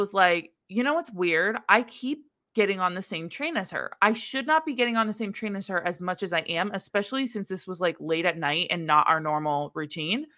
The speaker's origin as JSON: {"language": "English", "region": "Midwest", "country": "United States", "also_born_or_lived": "New York", "moved": "as an adult", "said": "as a Midwesterner in New York"}